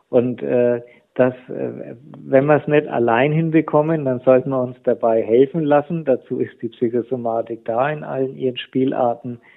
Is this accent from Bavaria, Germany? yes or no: yes; Nuremberg, Bavaria, Germany; ich komme aus Nürnberg, äh, die Stadt war zu 90 Prozent die Altstadt in Schutt und Asche.